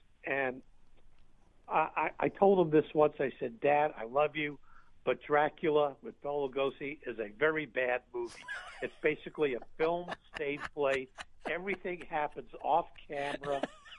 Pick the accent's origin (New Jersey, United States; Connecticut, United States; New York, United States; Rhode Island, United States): New York, United States; growing up in New York